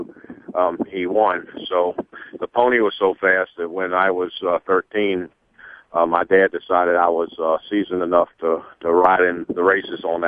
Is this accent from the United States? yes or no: yes; Varina, Virginia, United States; I grew up just outside of Richmond, a little community called Varina